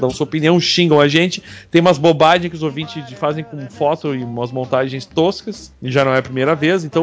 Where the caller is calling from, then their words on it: Guaratinguetá, São Paulo, Brazil; Sou de Guaratinguetá, cu do interior do estado de São Paulo.